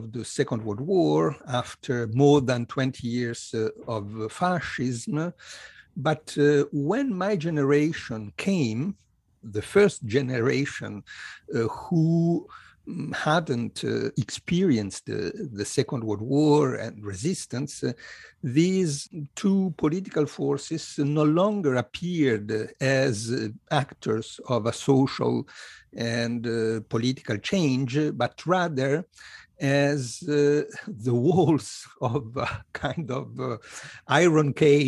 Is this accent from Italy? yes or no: yes; Italy; I was born in Italy in 1957, and I grew up in a country which was politically dominated by the so-called two churches